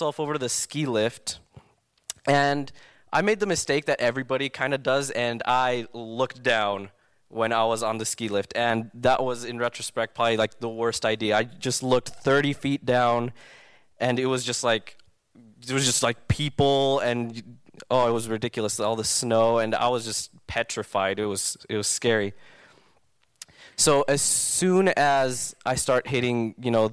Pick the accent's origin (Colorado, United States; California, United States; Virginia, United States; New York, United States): California, United States; Southern; I grew up in SoCal my entire life